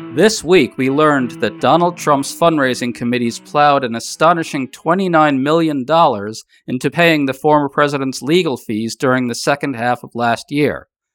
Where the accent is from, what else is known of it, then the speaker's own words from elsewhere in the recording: New York City, New York, United States; I grew up in New York City